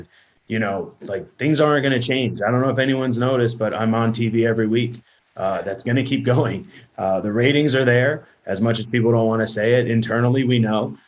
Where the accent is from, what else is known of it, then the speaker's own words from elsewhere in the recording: New Jersey, United States; now in Atlanta, United States; I'm Italian from New Jersey